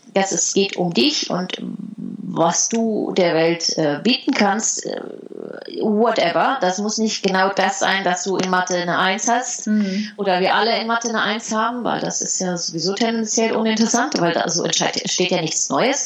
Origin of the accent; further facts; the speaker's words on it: Heidelberg, Baden-Württemberg, Germany; moved away as an adult; also born or lived in Netherlands; ich bin in Heidelberg aufgewachsen